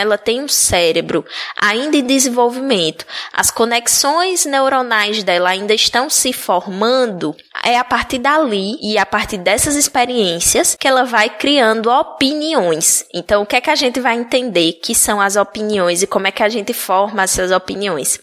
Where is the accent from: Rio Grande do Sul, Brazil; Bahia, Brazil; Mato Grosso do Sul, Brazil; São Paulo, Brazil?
Bahia, Brazil; moved away as an adult; now in Alagoas, Brazil; eu ter nascido na Bahia